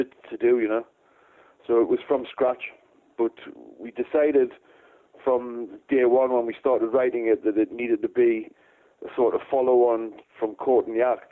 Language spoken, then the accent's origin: English; Newcastle upon Tyne, North East England, United Kingdom; we come from Newcastle, which is in the north of England